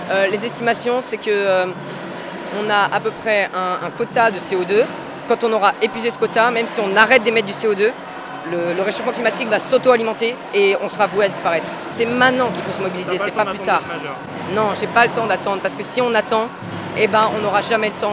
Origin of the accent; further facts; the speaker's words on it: Dreux, Centre-Val de Loire, France; euh, j'ai 15 ans et je viens de la frontière de, l'île de France. C'est du côté de Dreux.